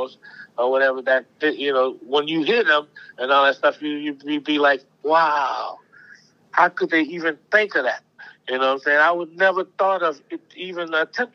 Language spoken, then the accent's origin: English; New Orleans, Louisiana, United States; I'm from New Orleans